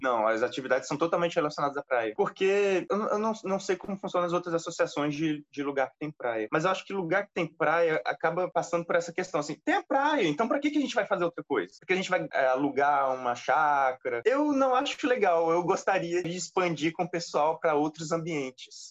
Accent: Brazil; eu como brasileiro

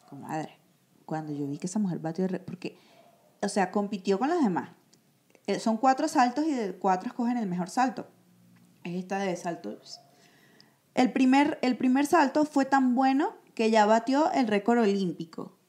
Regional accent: Venezuela; nosotros también como venezolanos

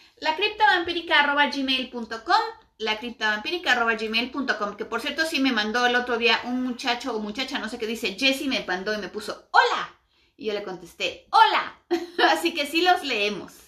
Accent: Mexico; todos los que somos mexicanos latinos en general

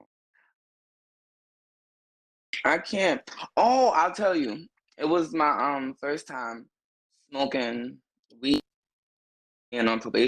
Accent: Chicago, Illinois, United States; now in Louisville, United States; born and raised in Chicago, but I have moved and, you know what I'm saying, spent years elsewhere, but Chicago is always my home

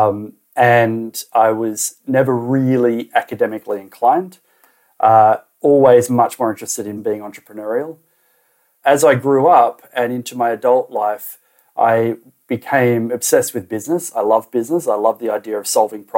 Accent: Australia; moved away as an adult; also born or lived in Waiheke Island, New Zealand; I grew up in Australia

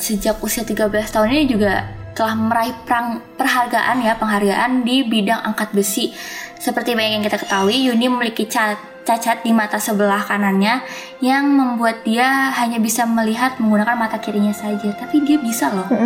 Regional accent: Java, Indonesia; iku juga dari Jawa

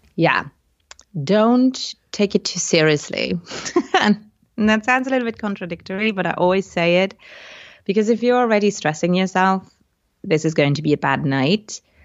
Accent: Luxembourg; English is a second language; also born or lived in United Kingdom; came back to my home country, which is Luxembourg in Europe, to become an English teacher

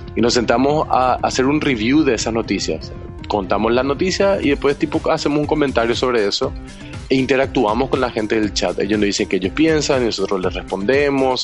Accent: Paraguay; acá en Paraguay

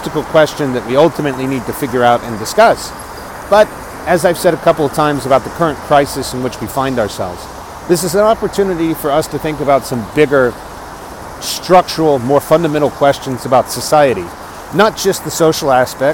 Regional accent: Texas, United States; moved away; I'm a Texan abroad.

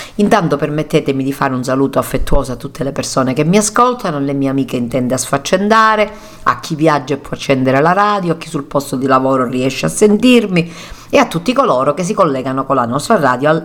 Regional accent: Cammarata, Sicily, Italy; io stessa sono di Cammarata e mio marito di San Giovanni

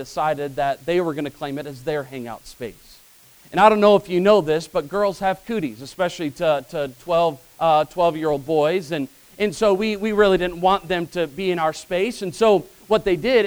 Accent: Illinois, United States; Growing up in Illinois, I had three older brothers, so I was the youngest.

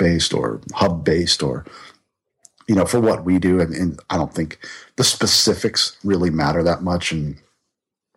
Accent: Pittsburgh, Pennsylvania, United States; now in North Carolina, United States; I grew up in Pittsburgh. I grew up in Pittsburgh

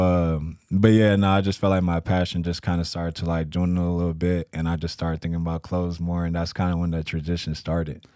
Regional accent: San Antonio, Texas, United States; now in Spokane, United States; I'm from San Antonio, Texas

